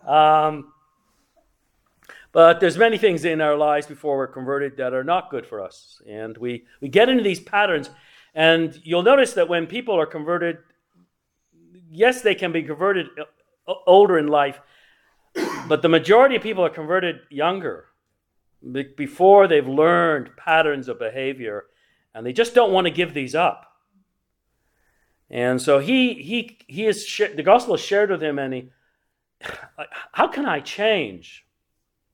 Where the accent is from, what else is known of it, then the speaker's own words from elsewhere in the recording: England, United Kingdom; I was raised in England